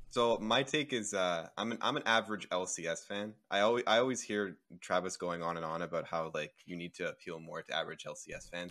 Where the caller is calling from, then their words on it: Toronto, Ontario, Canada; I'm calling from Toronto, Canada